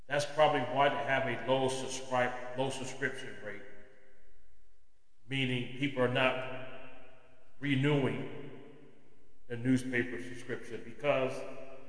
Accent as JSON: {"language": "English", "town": "Los Angeles", "region": "California", "country": "United States", "tie": "born or raised there", "said": "growing up in Los Angeles, you know, born and raised in LA, Los Angeles"}